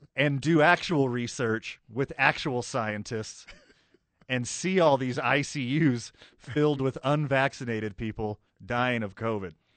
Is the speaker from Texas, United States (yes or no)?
yes; right outside of Houston, Texas, United States; now in Albuquerque, United States; I grew up right outside of Houston